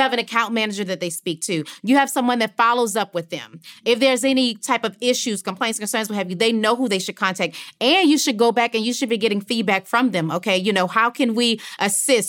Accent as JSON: {"language": "English", "region": "Louisiana", "country": "United States", "also_born_or_lived": "New Orleans", "said": "as you said, I'm from Louisiana. So at the time of Hurricane Katrina, I was living in New Orleans."}